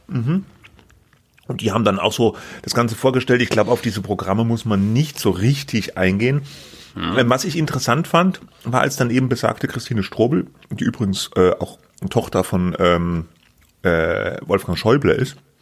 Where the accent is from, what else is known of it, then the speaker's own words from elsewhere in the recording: Baden-Württemberg, Germany; accent: Badisch; ich muss an diesem badischen Dialekt arbeiten